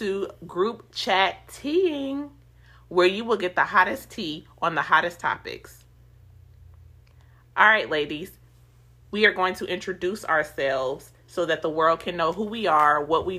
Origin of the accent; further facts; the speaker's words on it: Nashville, Tennessee, United States; now in Murfreesboro, United States; I am 32 years old and I am from Nashville, Tennessee. I currently reside in Murfreesboro, Tennessee